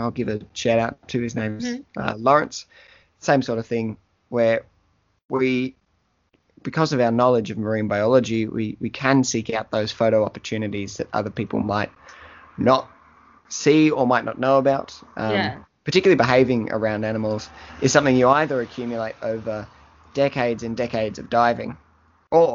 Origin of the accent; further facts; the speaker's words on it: Melbourne, Victoria, Australia; I grew up in Williamstown in Melbourne, and the ocean was right there.